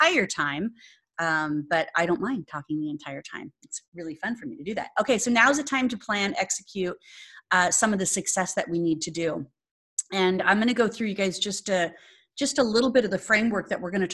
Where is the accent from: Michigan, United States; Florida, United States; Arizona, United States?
Arizona, United States; Phoenix; moved away; Phoenix, yay, my hometown, Arizona